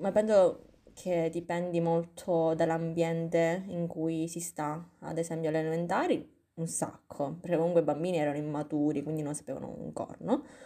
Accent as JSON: {"language": "Italian", "country": "Italy", "tie": "born or raised there", "said": "Noi siamo nate qui, siamo nate e cresciute"}